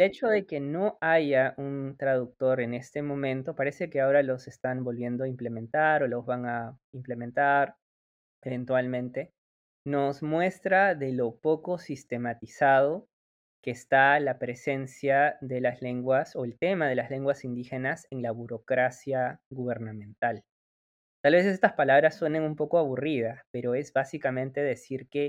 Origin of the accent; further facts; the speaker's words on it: Peru; nuestro país